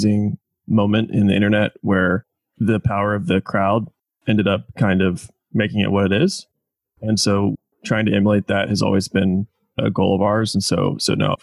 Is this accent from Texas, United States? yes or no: no; Indiana, United States; moved away as an adult; also born or lived in Jacksonville, Florida / Kentucky; now in Oklahoma City, United States; I grew up in Indiana